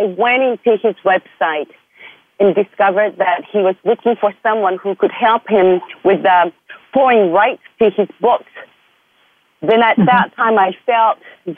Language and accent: English; Japan; moved away as an adult; also born or lived in Portland, Oregon, United States / Costa Rica; I was born in Japan and raised in Japan until I finished high school